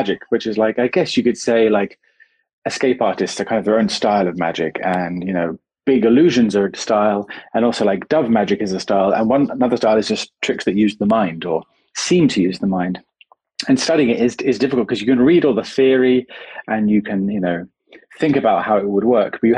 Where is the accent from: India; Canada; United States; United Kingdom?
United Kingdom; I'm very British